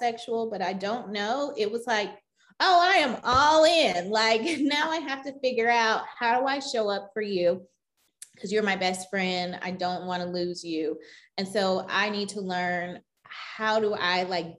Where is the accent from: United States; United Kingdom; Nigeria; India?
United States; the South; I grew up in the South